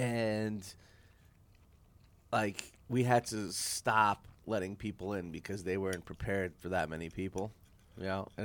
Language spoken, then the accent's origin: English; New York, United States; I'm from New York.